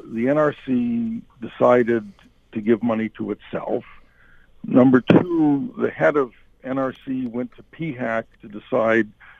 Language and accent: English; Canada; as a Canadian